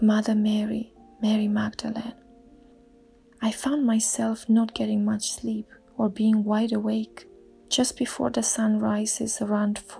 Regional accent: Romania; now in England; I'm originally from Romania and I currently live in England.

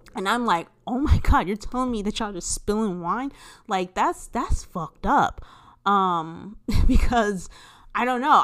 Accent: California, United States; I am originally from California

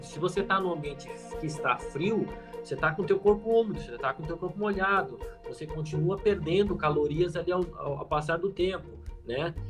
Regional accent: Bagé, Rio Grande do Sul, Brazil; moved away; Eu nasci lá em Bagé, uma cidade bem fria, lá do Rio Grande do Sul

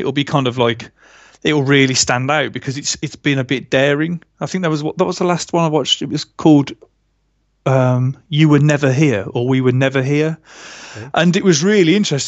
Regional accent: Birmingham, West Midlands, United Kingdom; I'm from Birmingham, so I get, you know, my speech is rubbish.

